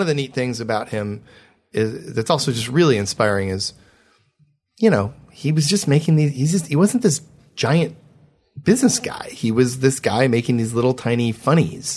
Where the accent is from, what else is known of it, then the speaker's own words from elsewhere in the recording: Michigan, United States; I'm from Michigan